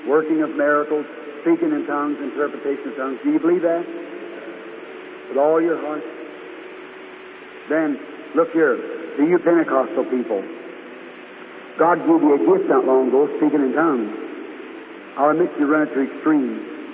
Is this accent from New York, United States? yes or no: no; Jeffersonville, Indiana, United States; Brother …, and I'm from Jeffersonville. That's about as far as I know.